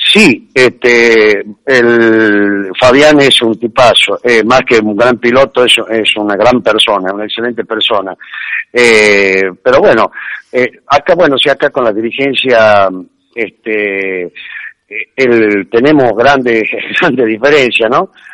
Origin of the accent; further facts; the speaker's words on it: Tucumán, Argentina; somos acá de Tucumán